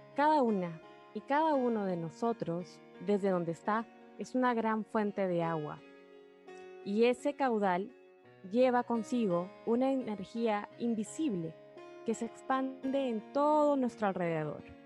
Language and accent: Spanish; Peru; mi país, Perú